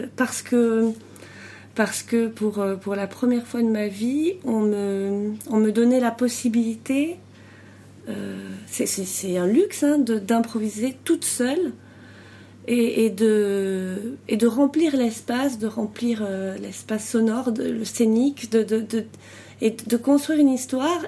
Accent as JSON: {"language": "French", "country": "France", "moved": "as an adult", "lives_now": "Belgium", "said": "je suis française d'origine, j'habite en Belgique depuis depuis 14 ans"}